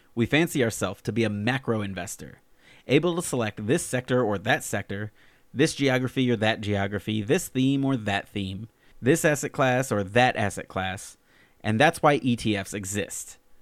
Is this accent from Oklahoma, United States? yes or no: no; Alabama, United States; now in Fairfield County, Connecticut, United States; I'm originally from Alabama, but now live out in the wilds of Fairfield County, Connecticut.